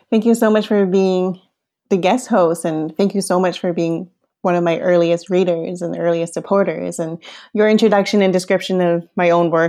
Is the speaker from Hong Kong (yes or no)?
yes; Hong Kong; born there; Well, I was born in Hong Kong in the late 80s